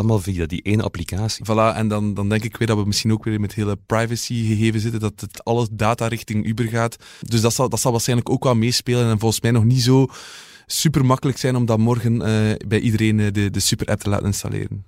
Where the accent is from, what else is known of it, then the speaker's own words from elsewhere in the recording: Oudenaarde, Flanders, Belgium; ik ben van Oudenaarde